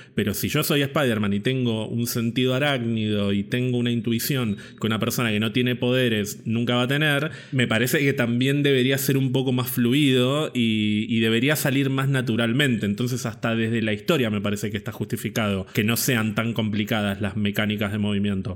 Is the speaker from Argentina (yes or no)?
yes; Villa Gesell, Buenos Aires Province, Argentina; yo pasé prácticamente toda mi infancia y adolescencia en Villa Gesell